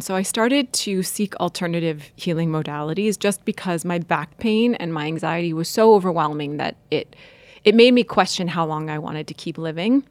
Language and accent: English; North Dakota, United States; moved away; also born or lived in Washington, D.C.; I grew up in North Dakota